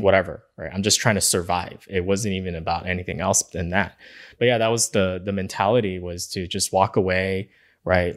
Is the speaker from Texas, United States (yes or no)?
no; Los Angeles, California, United States; where we grew up in East Los Angeles